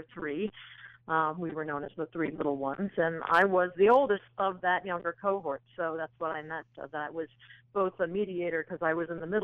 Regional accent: a little town near New London, Connecticut, United States; I actually was born in New London, Connecticut, because that's where the Lawrence and Memorial Hospital was located. I grew up in a little town about 15 minutes south of there called Old

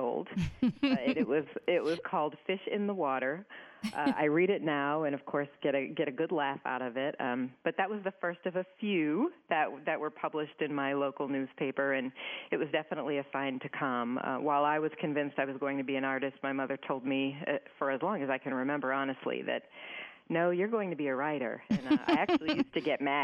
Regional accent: New Bedford, Massachusetts, United States; moved away; I grew up in southeast Massachusetts in a relatively small town, city called New Bedford.

